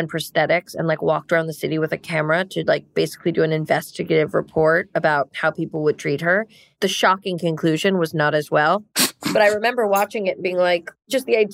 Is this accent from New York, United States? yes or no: yes; New York, United States; also born or lived in Ohio; cab drivers have always asked me in New York, where are you from? And when I say New York